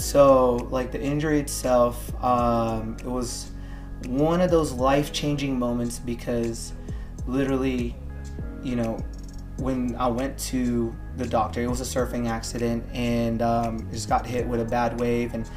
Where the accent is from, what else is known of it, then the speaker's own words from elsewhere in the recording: Hawaii, United States; moved away as an adult; also born or lived in California / Los Angeles; now in Tampa, United States; Originally, I'm from Hawaii, born and raised, and I was there until up to college